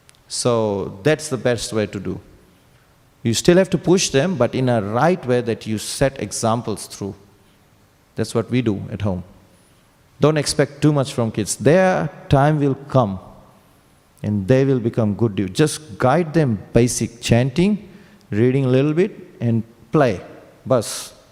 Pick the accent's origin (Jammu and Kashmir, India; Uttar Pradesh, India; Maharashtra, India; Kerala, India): Uttar Pradesh, India; Vrindavan; English is a second language; Because I'm from Vrindavan, Prabhupada was from Vrindavan